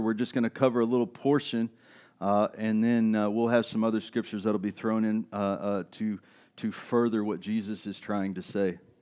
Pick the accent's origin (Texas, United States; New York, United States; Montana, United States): Texas, United States; East; I grew up in East Texas.